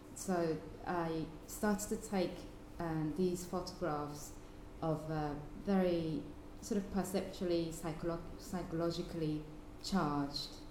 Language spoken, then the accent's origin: English; Fukuoka, Japan; my hometown in Fukuoka